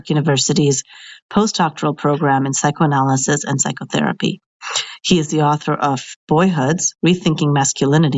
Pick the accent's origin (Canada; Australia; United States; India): India; as an Indian